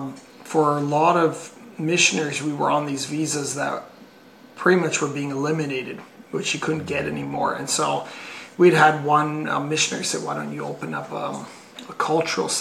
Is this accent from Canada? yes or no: yes; Canada; coming from Canada, we kind of were very international